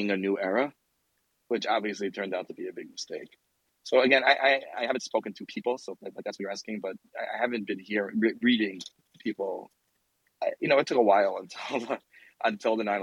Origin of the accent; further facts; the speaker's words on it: United States; also born or lived in Israel; I'm an American.